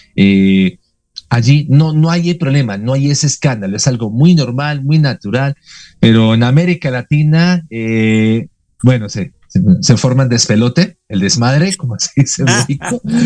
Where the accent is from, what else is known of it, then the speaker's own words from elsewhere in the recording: Bogotá, Colombia; soy colombiano de nacimiento, orgullosamente, aquí de, la muy noble, muy de Santa Fe de Bogotá